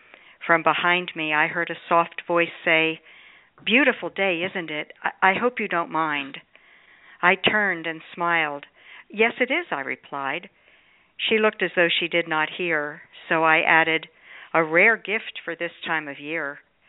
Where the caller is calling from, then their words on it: Sun City Center, Florida, United States; I'm calling from Sun City Center, Florida.